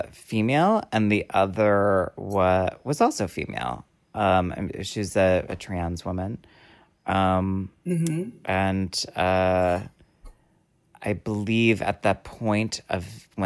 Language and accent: English; Hollywood, California, United States; Well, because I grew up in the Hollywood studio system